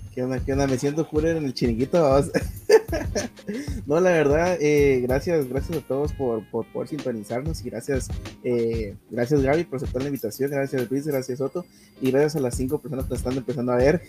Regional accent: Guatemala; como guatemaltecos

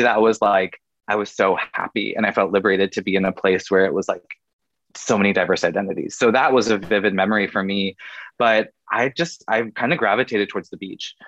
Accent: Oregon, United States; moved away as an adult; also born or lived in California / Washington; now in Los Angeles, United States; I'm made in the West Coast. I'm a West Coast kid at heart. I grew up in Oregon

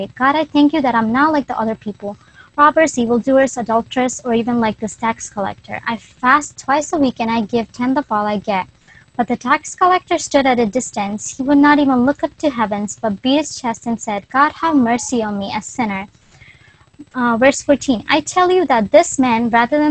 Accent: Philadelphia, Pennsylvania, United States; I am from Philly.

